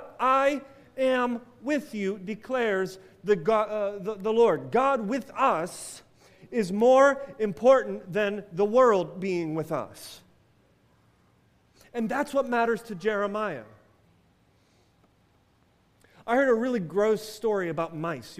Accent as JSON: {"language": "English", "country": "United States", "said": "as American Christians"}